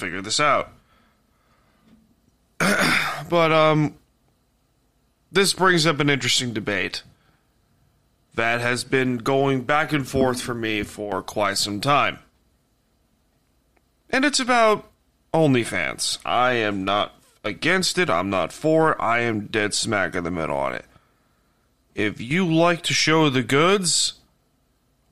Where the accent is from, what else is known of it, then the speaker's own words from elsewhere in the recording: Long Island, New York, United States; I'm from Long Island